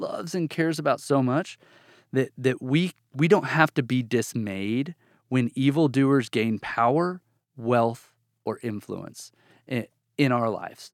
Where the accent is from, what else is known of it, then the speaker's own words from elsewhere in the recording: Bartlesville, Oklahoma, United States; moved away as an adult; also born or lived in Amarillo, Texas; now in Texas, United States; I grew up almost all my life till I went to college in a town called Bartlesville, Oklahoma, in northeastern Oklahoma